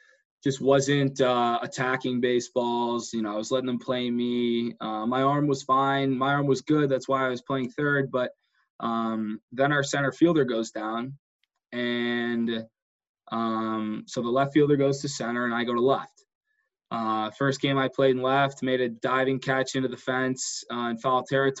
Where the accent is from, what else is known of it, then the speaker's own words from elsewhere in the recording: Rochester, United States; moved away as an adult; I came from Rochester